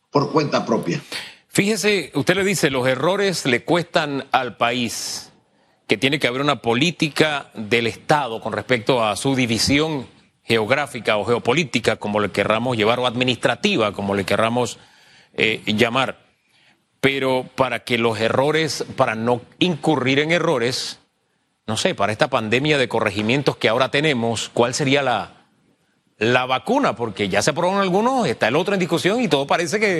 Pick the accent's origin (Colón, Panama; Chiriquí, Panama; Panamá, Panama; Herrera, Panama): Chiriquí, Panama; Nueva California; La gente de Volcán es la gente de Volcán, pero nosotros los de Nueva California somos los de Nueva California.